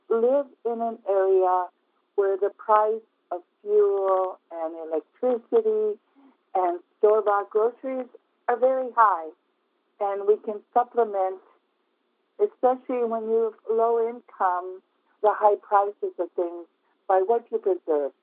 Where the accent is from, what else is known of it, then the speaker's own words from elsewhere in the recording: Bethel, Alaska, United States; I was born and raised on the Kuskokwim River in a town, Bethel, Alaska